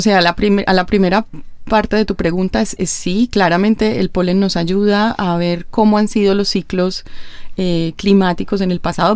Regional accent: Colombia; en Colombia, pues, de donde yo vengo

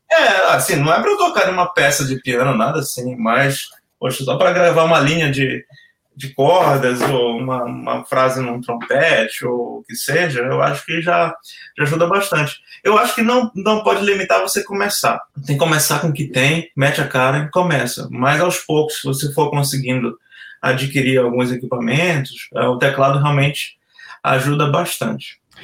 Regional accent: Belém, Pará, Brazil; moved away as an adult; eu sou de Belém

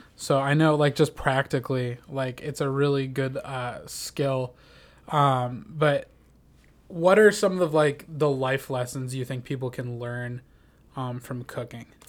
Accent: Minnesota, United States; in my hometown in Minnesota they had us take it in eighth grade

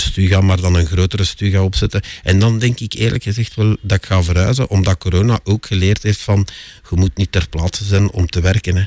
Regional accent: Sint-Genesius-Rode, Flanders, Belgium; ik eh, ben geboren en getogen in Sint-Genesius-Schreuder, een faciliteitengemeente

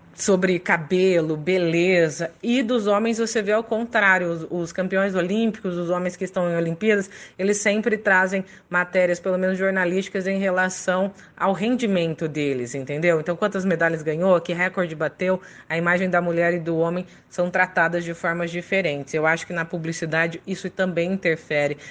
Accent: Catanduva, São Paulo, Brazil; also born or lived in Paraná / Bauru; Eu sou paranaense, mas eu fui criado no interior de São Paulo, em Catanduva

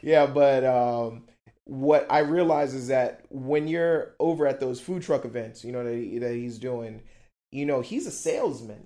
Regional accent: Miami, Florida, United States; also born or lived in Brussels, Belgium; I'm from Miami

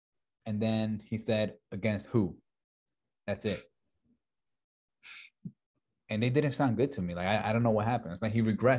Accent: New Jersey, United States; I'm from Jersey.

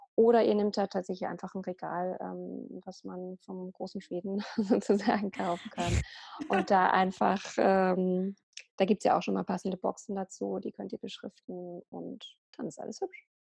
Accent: Berlin, Germany; ich bin äh, Ordnungscoach aus Berlin. Ich lebe dort

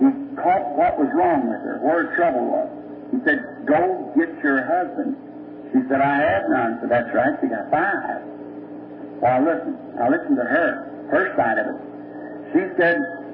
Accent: United States; We as American people

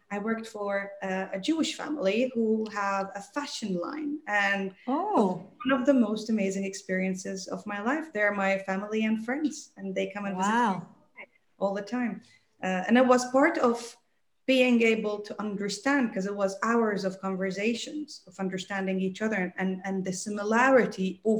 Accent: Dubai, United Arab Emirates; accent: American; also born or lived in England; I have a very American accent and they think, where, where are you from in the US? And I'm like, yeah from Dubai, but it's such a melting pot

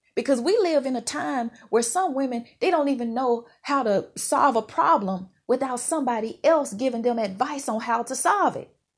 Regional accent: Mississippi, United States; moved away; where I grew up in Mississippi

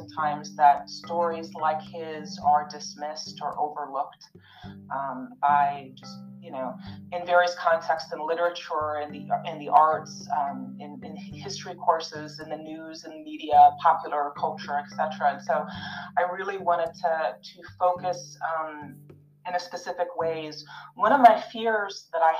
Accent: Wisconsin, United States; I was raised in Wisconsin

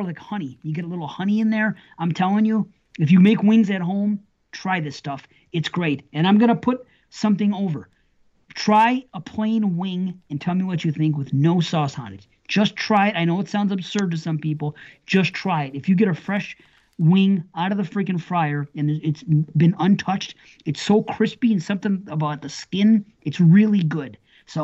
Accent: Buffalo, New York, United States; I'm from Buffalo

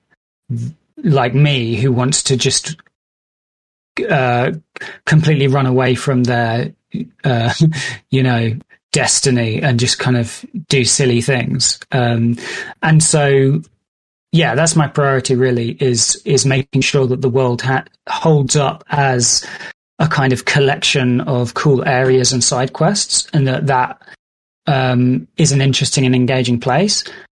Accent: United Kingdom; I'm British and I've been brought up on these kind of like British stories

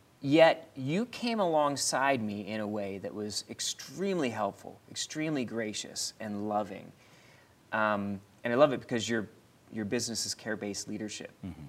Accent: Philadelphia, Pennsylvania, United States; now in Pittsburgh, United States; just being a black man growing up in Philadelphia, in the inner city, to being here in Pittsburgh now.

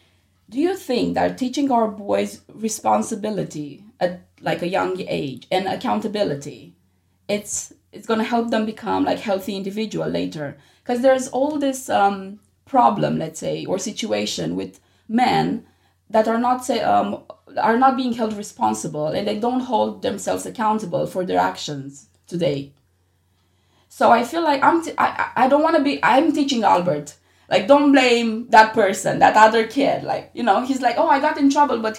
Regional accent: Romania; moved away; I grew up in Romania, so boys are supposed to be strong

